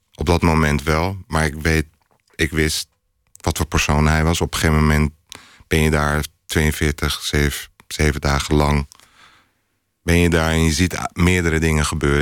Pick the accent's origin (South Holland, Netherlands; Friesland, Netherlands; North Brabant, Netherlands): South Holland, Netherlands; Rotterdam; also born or lived in Istanbul; vanuit Rotterdam weet ik... is een stad al met 160 nationaliteiten, toen ook al